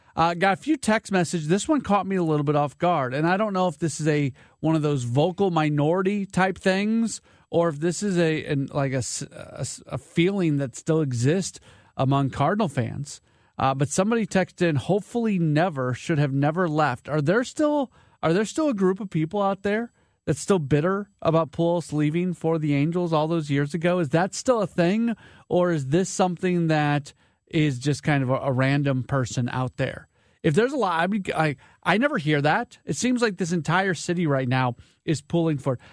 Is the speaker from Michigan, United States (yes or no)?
no; St. Louis, Missouri, United States; moved away as an adult; I grew up in St. Louis, but I've been away for 20 years.